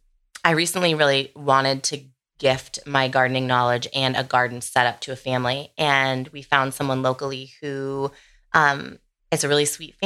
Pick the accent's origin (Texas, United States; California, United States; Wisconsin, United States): California, United States; Sonoma County, Northern; I grew up in Northern California, Sonoma County.